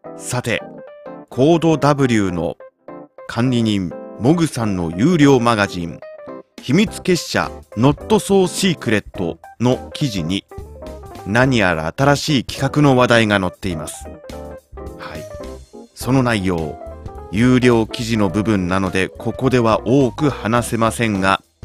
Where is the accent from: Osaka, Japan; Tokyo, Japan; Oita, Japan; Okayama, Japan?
Tokyo, Japan; moved away; 今ねその生まれ育った東京を離れてしまったんだけれども